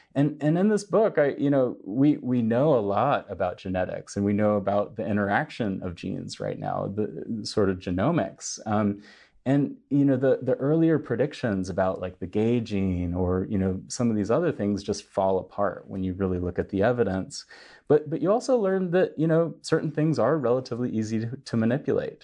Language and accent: English; United States; now in China; as an American